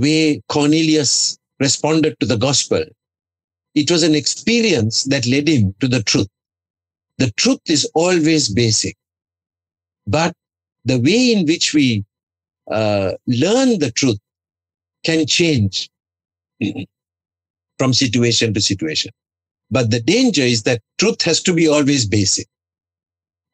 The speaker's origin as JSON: {"language": "English", "country": "Sri Lanka", "second_language": "English", "said": "My worship is in Sri Lanka, in our language"}